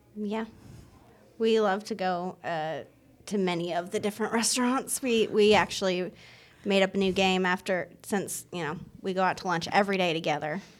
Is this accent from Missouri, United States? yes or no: no; Michigan, United States; moved away; I grew up in Michigan